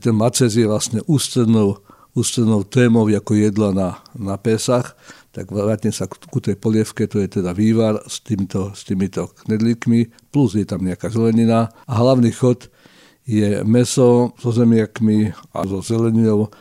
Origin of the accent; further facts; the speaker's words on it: Žilina, Žilina Region, Slovakia; v mojom rodnom meste